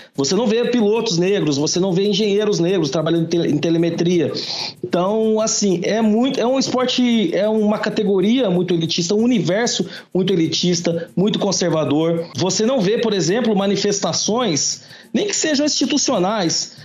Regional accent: Campinas, São Paulo, Brazil; sou de Campinas

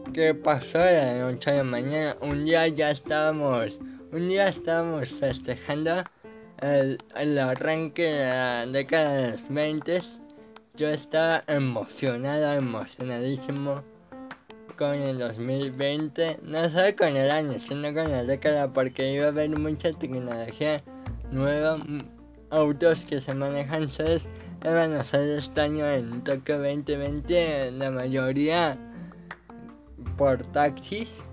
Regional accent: Mexico; yo soy de México

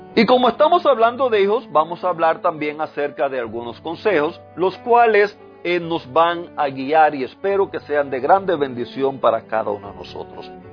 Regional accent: Cuba; moved away; en el lugar donde nací, allá en Cuba, en, el vecindario donde me crié

